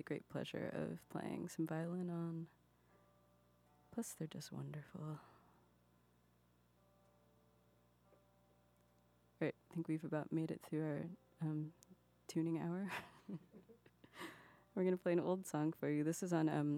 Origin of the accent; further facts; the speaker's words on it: Texas, United States; now in Beverly, United States; I'm from Texas, but I'm based up on the North Shore of Boston now, in Beverly, Massachusetts